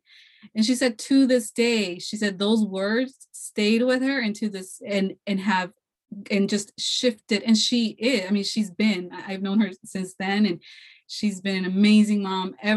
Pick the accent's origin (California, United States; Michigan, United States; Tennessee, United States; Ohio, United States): California, United States; I was born here in California, but, you know, my heritage is from Mexico